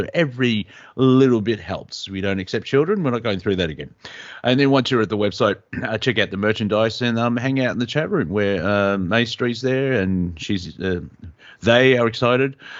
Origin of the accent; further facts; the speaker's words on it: Australia; we're Australian